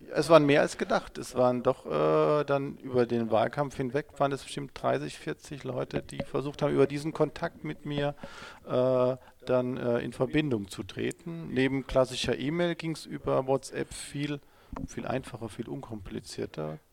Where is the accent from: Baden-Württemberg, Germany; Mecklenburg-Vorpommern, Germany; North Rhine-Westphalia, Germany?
Baden-Württemberg, Germany; Mannheim; also born or lived in Ladenburg; ich komme ja aus, aus Mannheim